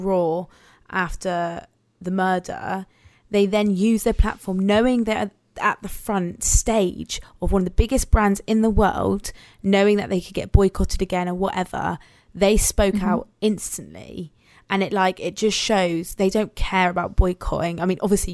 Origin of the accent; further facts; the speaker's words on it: Guatemala; now in Cornwall, United Kingdom; I am from Latin America. I'm from Guatemala